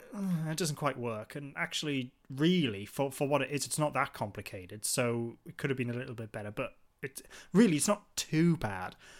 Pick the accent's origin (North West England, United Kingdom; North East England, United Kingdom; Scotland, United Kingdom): North East England, United Kingdom; Newcastle upon Tyne; we're from, uh, Newcastle, the northeast of England